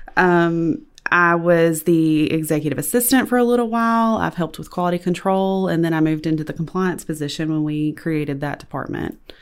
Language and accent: English; West Monroe, Louisiana, United States; I've lived in West Monroe my entire life